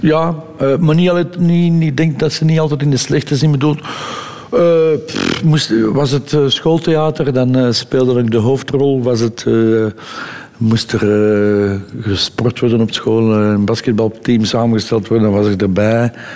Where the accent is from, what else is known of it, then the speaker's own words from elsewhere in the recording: Edegem, Flanders, Belgium; opgegroeid in Edegem, wat, wat toen nog eigenlijk een beetje een landelijke gemeente was.